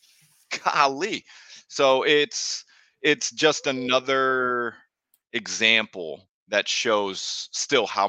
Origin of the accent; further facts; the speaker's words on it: United States; as an American